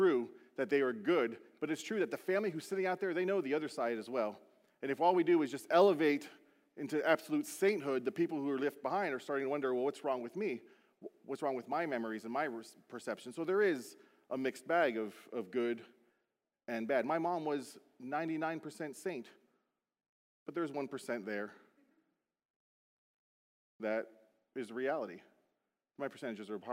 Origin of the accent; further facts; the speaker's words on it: Beaufort, South Carolina, United States; moved away; my hometown, Buford, South Carolina